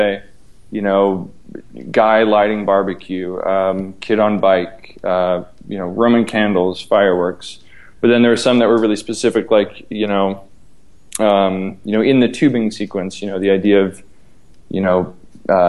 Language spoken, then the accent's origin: English; Midwest, United States; growing up in the Midwest